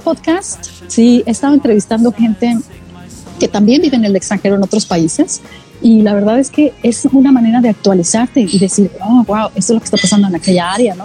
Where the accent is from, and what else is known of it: Mexico; moved away as an adult; now in Australia